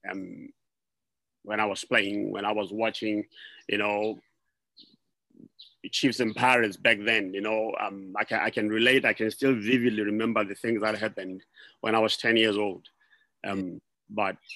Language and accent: English; Maseru, Lesotho; moved away as an adult; also born or lived in Leribe, Lesotho; now in United States; I was born and raised in Maseru until a certain, I think I was probably six, maybe, or seven. Then my parents got transferred to Liribe.